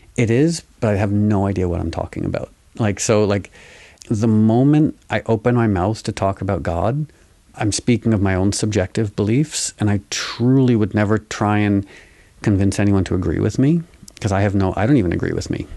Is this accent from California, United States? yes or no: no; New York, United States; growing up in New York